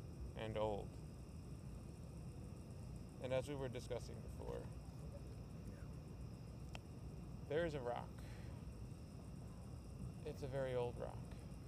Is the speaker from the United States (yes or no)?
no; London, United Kingdom; And I'm from London.